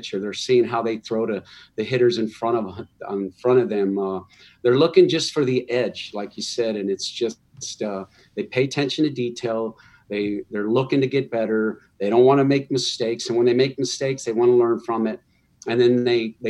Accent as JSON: {"language": "English", "town": "Barstow", "region": "California", "country": "United States", "tie": "born or raised there", "said": "we were growing up in Barstow"}